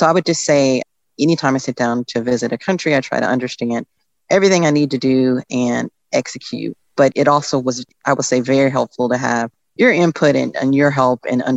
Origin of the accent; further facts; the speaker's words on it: Northern Virginia, United States; I'm from Northern Virginia.